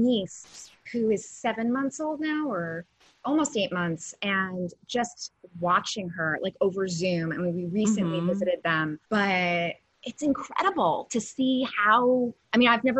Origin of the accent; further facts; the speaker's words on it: New York City, New York, United States; also born or lived in California; Yes, I'm an original Manhattanite. And I lived in California for 6 years. And then I lived on the Upper West Side for a little bit. And now I am back in Soho.